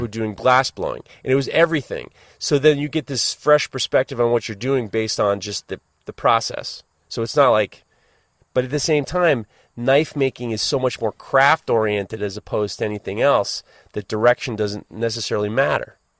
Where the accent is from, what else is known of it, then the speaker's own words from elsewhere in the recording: United States; as an American